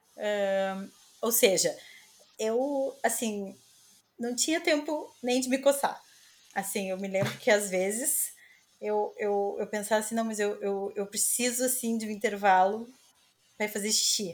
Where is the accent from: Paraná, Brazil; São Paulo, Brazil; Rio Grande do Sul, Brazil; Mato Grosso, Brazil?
Rio Grande do Sul, Brazil; Porto Alegre; moved away as an adult; now in Lisbon, Portugal; eu sou de Porto Alegre